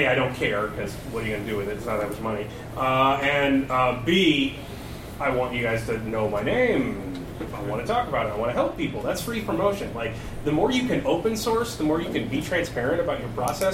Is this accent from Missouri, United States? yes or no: yes; Missouri, United States; I'm from Missouri